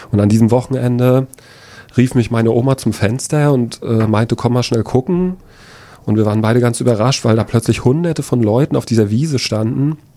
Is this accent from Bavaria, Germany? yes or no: no; Lichtenhagen, Mecklenburg-Vorpommern, Germany; zehn Jahre alt. Ich bin in Lichtenhagen aufgewachsen. Ich bin in Lichtenhagen zur Schule gegangen.